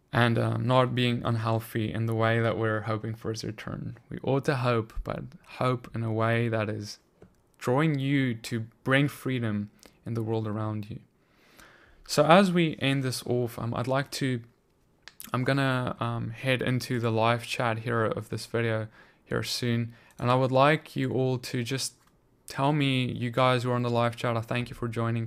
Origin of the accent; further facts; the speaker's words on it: South Africa; my home country, South Africa.